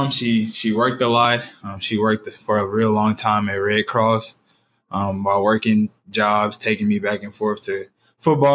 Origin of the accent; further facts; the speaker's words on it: Nashville, Tennessee, United States; I'm from East Nashville, with, as you already said, is being gentrified right now as we speak